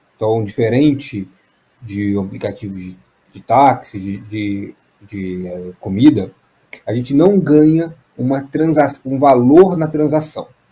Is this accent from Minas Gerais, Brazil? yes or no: yes; Juiz de Fora, Minas Gerais, Brazil; moved away; also born or lived in São Paulo; eu sou de Juiz de Fora, nasci em São Paulo, fui criado em Minas